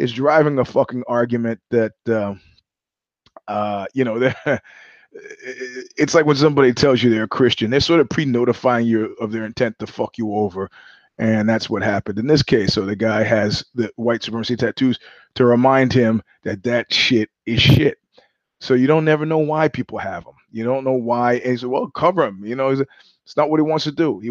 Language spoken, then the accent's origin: English; New York City, New York, United States; moved away; also born or lived in Ozone Park, Queens / Jamaica, Queens / Crown Heights, Brooklyn / Flatbush, Brooklyn; I grew up in Ozone Park. I grew up in Jamaica, Queens. I grew up in Crown Heights. I grew up in Flatbush